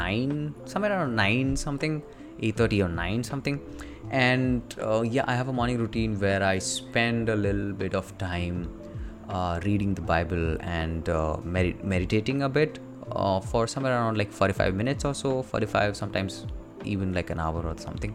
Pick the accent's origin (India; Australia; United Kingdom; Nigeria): India; I live with my parents and you have responsibilities as an Indian kid.